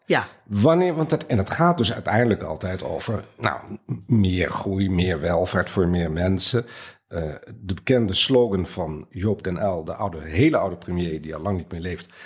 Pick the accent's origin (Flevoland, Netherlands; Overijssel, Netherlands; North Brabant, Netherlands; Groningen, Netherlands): Overijssel, Netherlands; Twente; ik ben zelf opgegroeid in Twente, daar kennen we het noberschap